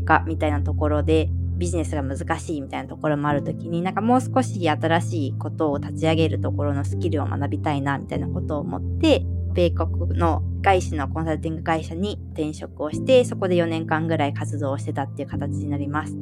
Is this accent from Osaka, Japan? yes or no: no; Tokyo, Japan; moved away as an adult; also born or lived in Russia; now in Higashikawa, Japan; 出身は東京で生まれております